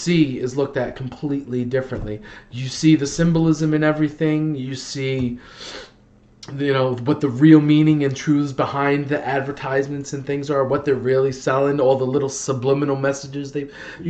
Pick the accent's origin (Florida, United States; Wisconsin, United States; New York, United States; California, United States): New York, United States; New York City; now in New York, United States; I grew up in the Bronx when I was a kid